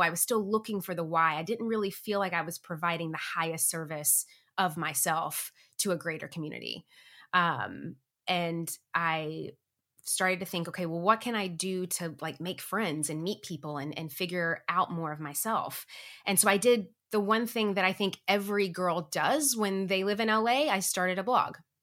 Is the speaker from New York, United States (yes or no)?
no; Tennessee, United States; moved away as an adult; now in Los Angeles, United States; I grew up in Tennessee.